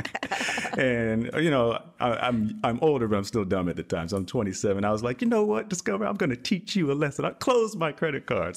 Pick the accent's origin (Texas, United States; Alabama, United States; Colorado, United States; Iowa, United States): Texas, United States; I am from the great state of Texas